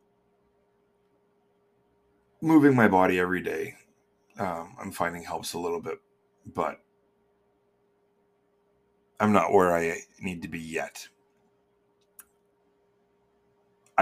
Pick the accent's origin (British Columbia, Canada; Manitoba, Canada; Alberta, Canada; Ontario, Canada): Manitoba, Canada; moved away; I'm from Manitoba